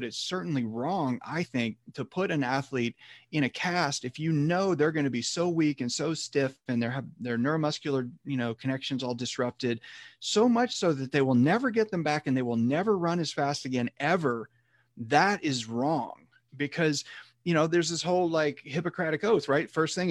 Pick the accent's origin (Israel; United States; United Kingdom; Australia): United States; Chattanooga, Tennessee; also born or lived in Texas; now in San Francisco, United States; originally I'm from Tennessee, Chattanooga, Tennessee specifically, then went to college in Texas and then came to San Francisco for medical school. I'm still here now.